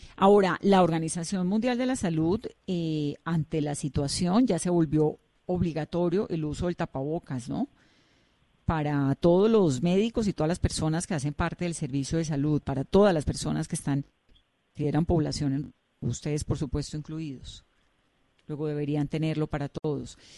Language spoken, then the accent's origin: Spanish; Colombia; uno como colombiano